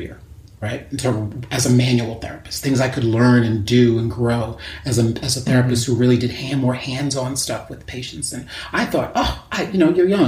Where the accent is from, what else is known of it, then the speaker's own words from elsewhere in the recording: New York, United States; also born or lived in San Francisco, California; I'm from New York